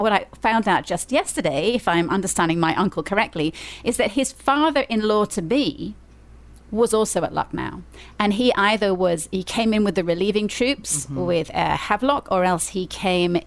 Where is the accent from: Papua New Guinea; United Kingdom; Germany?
United Kingdom; England; now in Columbia, United States; as an English person